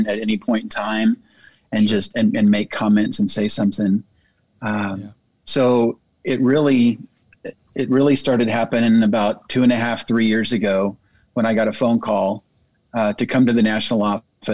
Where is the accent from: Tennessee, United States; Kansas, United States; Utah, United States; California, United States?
California, United States; Bakersfield; moved away as an adult; now in Springfield, United States; born and raised in Bakersfield, California, but moved to Springfield, Missouri to go to Evangel